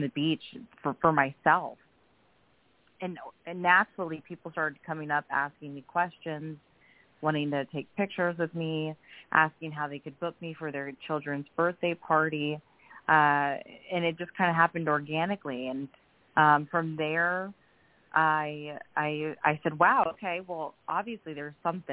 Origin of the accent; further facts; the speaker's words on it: Florida, United States; I'm a born and raised Floridian